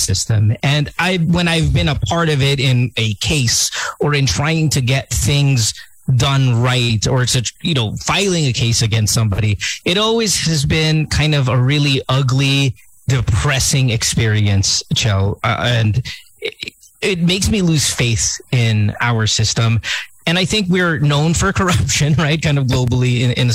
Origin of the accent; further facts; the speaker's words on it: Philippines; growing up in the Philippines